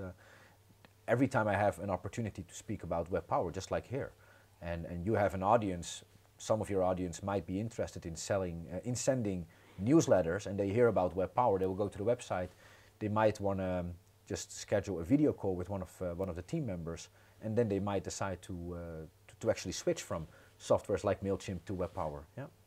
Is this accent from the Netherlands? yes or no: yes; Netherlands; moved away as an adult; now in Croatia; originally born and raised in the Netherlands, and I moved to Croatia 15 years ago.